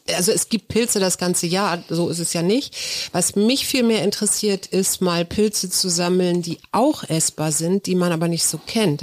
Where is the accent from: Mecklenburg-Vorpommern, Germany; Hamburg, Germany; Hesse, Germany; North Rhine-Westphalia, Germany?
Hamburg, Germany; now in Berlin, Germany; bei uns in Hamburg gab es keinen St. Martins Umzug